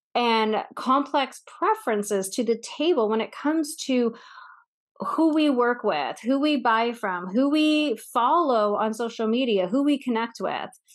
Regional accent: Northeast, United States; now in Texas, United States; I grew up in the Northeast

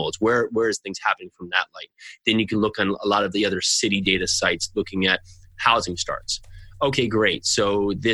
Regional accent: New Jersey, United States; I'm from New Jersey

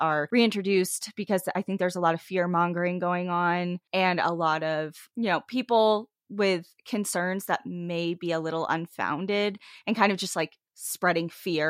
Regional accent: Iowa, United States; There were trees everywhere. We're from Iowa, so this is a rare sight already.

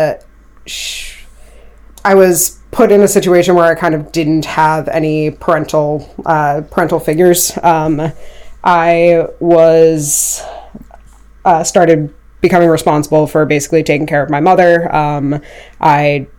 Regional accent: Bridgeport, West Virginia, United States; moved away as an adult; also born or lived in Lost Creek, West Virginia; now in Maryland, United States; I'm originally from Bridgeport. I lived in Lost Creek for a while. It's about 40 minutes south of Morgantown

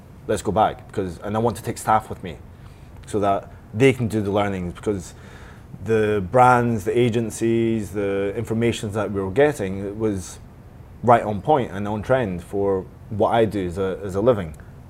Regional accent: United Kingdom; I'm British, I need to go.

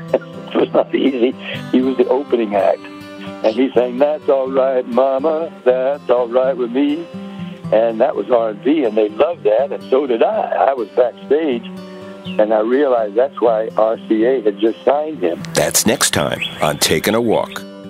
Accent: Nashville, Tennessee, United States; We were two Tennessee boys. I was from Nashville

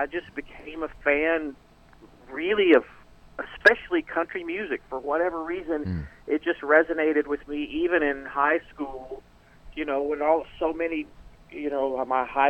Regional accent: Portsmouth, Virginia, United States; also born or lived in Springfield, Missouri; I was born in Virginia and grew up between Portsmouth, Virginia and Springfield, Missouri

